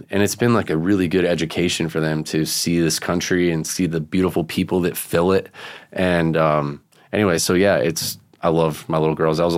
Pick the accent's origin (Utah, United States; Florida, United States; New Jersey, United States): Florida, United States; Vero Beach; I grew up with Marty in Vero Beach, Florida.